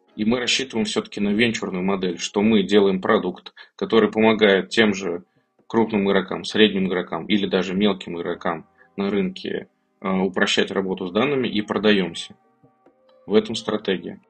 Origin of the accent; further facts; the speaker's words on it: Kazan, Tatarstan, Russia; мне 33 года, я из Казани